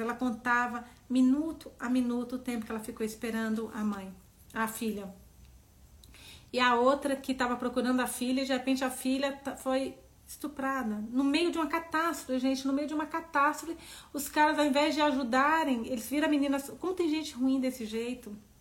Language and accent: Portuguese; Serra dos Aimorés, Minas Gerais, Brazil; now in São Paulo, Brazil; minha cidade, Serra dos Zamorés, onde eu, Serra dos Zamorés, onde eu nasci.